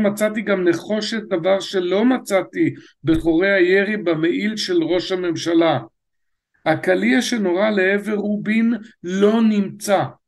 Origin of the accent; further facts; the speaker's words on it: Netanya, Central District, Israel; נולדתי בשיכון דורה בנתניה